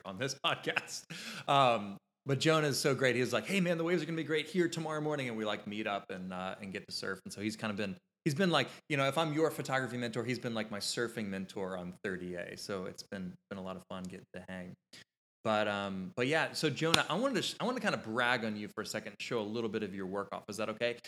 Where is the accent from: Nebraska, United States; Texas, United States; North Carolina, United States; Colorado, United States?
North Carolina, United States; Kitty Hawk; moved away as an adult; also born or lived in Nashville, Tennessee; my hometown, Kitty Hawk, North Carolina